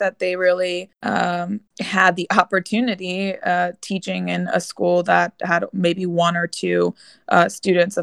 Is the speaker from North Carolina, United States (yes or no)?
no; Chattanooga, Tennessee, United States; also born or lived in North Bergen, New Jersey / Pittsburgh / Washington, D.C.; now in Virginia, United States; I grew up in Chattanooga, Tennessee.